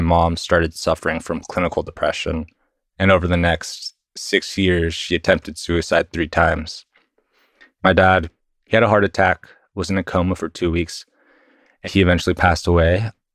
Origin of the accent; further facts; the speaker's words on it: Texas, United States; I was born and raised in Texas, and I currently work at Google doing sales, and I've been in Texas my whole life